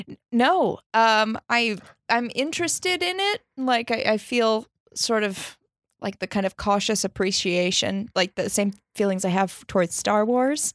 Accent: Minnesota, United States; also born or lived in Chicago; now in New York, United States; I grew up in Minnesota

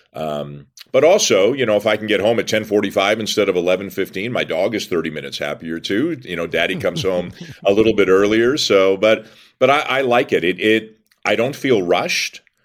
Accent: Toronto, Ontario, Canada; I'm born and raised in Toronto, have lived there my whole life, other than I went to Western

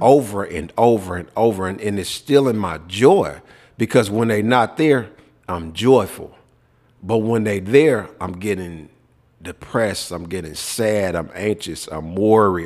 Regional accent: Memphis, Tennessee, United States; moved away; also born or lived in Minnesota / Texas; growing up in Memphis

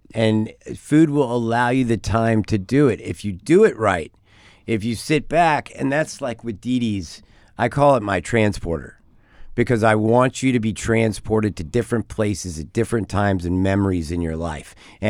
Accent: Texas, United States; now in California, United States; I'm from Texas. I'm a native Texan.

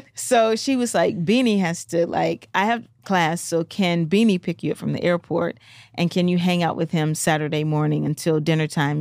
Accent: Memphis, Tennessee, United States; I'm from Memphis

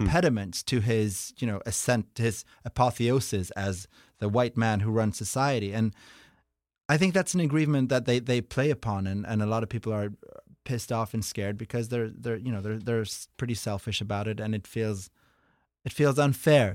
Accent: Norway; moved away; I'm from Norway

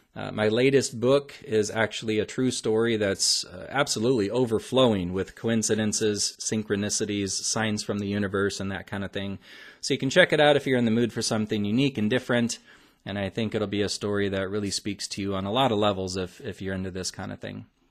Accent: Omaha, Nebraska, United States; my hometown of Omaha

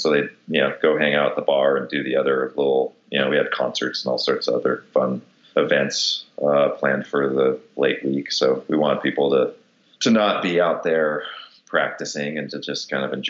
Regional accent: Detroit, Michigan, United States; I'm a machinist from Detroit

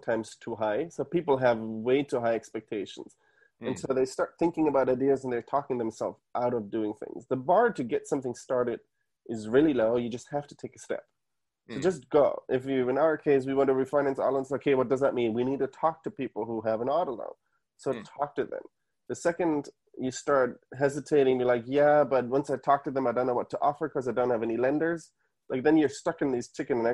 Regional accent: Munich, Bavaria, Germany; moved away as an adult; now in United States; So I was born and raised in Munich

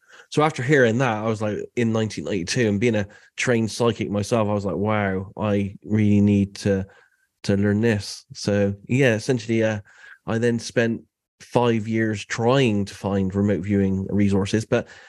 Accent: United Kingdom; So I'm …. I'm from the UK. I live in a city called Bath, which is a Roman city.

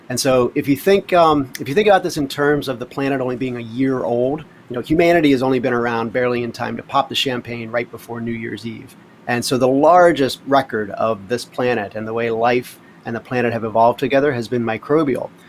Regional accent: Pittsburgh, Pennsylvania, United States; born there; now in Hawaii, United States; I was born in Pittsburgh, Pennsylvania, lived up and down the East Coast most of my life

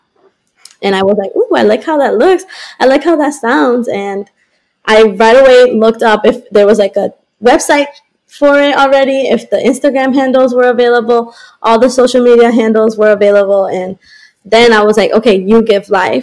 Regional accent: Colombia; now in Boston, United States; I was born in Colombia, so I'm very connected to Latin America.

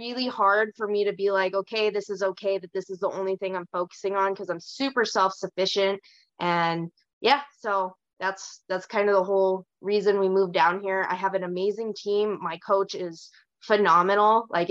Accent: Kalispell, Montana, United States; now in Bozeman, United States; I was born in Kalispell, and as of like a year and a half ago, I was born and raised there.

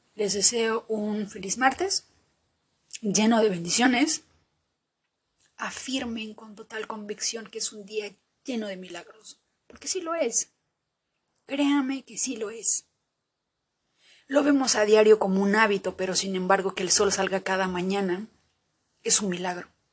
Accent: Peru; bendita la hora en que nací en Perú

